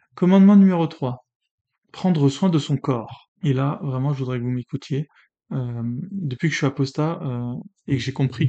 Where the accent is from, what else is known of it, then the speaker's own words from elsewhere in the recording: France; je suis né en France, patrie des Lumières